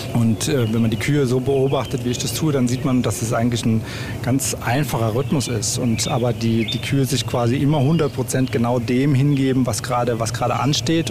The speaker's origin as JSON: {"language": "German", "country": "Germany", "tie": "born or raised there", "moved": "as an adult", "said": "ich komm aus dem Odenwald ursprünglich. Also hier bin ich, bin ich aufgewachsen"}